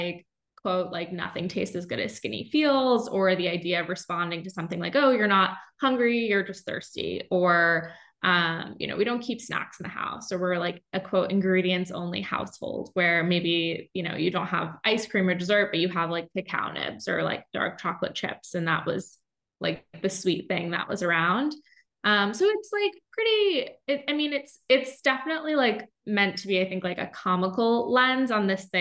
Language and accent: English; upstate New York, United States; moved away as an adult; also born or lived in Boston / Bermuda; now in San Francisco, United States; I am from the East Coast originally. So I grew up in upstate New York